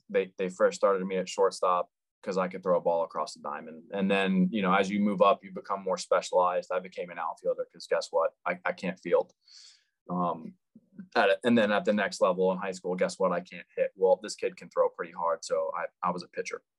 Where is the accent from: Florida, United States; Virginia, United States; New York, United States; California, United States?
Florida, United States; Jupiter; So I grew up in Jupiter, Florida.